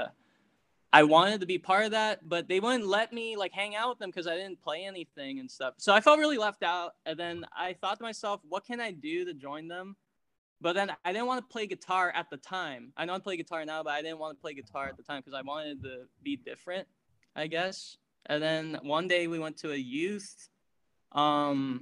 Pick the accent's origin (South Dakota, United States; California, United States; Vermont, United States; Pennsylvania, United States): California, United States; San Francisco; also born or lived in Daly City; I was born in San Francisco, born and raised